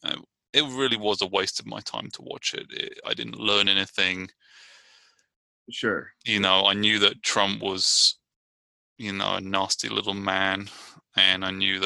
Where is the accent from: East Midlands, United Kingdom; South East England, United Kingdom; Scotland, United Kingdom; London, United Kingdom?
South East England, United Kingdom; Brighton; now in Richmond, United States; I'm from Brighton, England, and I'm living in Richmond, California